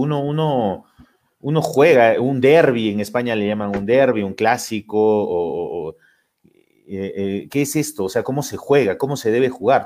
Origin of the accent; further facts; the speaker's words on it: Lima, Peru; Yo, yo vivo en Lima, soy de Lima